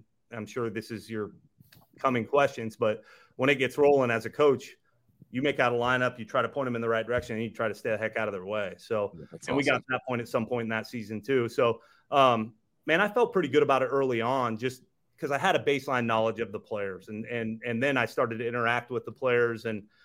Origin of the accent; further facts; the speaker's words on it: Midwest, United States; I grew up in the Midwest